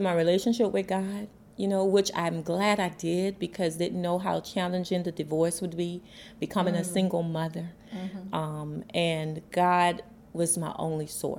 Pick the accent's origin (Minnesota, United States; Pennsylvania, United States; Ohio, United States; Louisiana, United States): Louisiana, United States; New Orleans; moved away as an adult; also born or lived in Atlanta; Born and raised in New Orleans